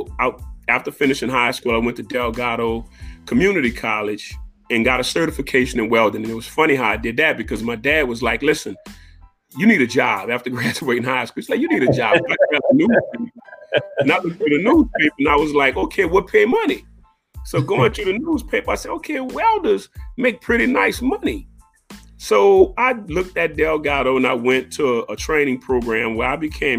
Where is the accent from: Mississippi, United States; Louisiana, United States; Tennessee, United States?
Louisiana, United States; New Orleans; Born and raised in New Orleans, a Seventh Ward guy.